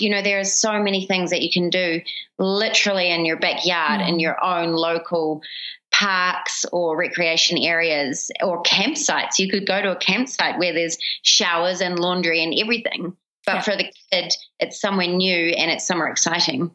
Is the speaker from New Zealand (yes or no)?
yes; New Zealand; born or raised there; moved away; also born or lived in Papua New Guinea